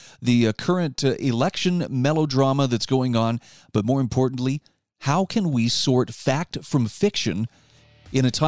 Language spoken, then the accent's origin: English; Utah, United States; in my home state of Utah